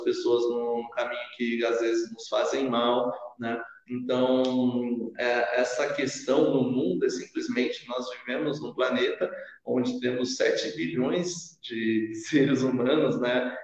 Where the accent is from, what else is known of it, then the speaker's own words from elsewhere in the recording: Sorocaba, São Paulo, Brazil; also born or lived in Curitiba; Eu sou residente daqui desde os meus seis anos de idade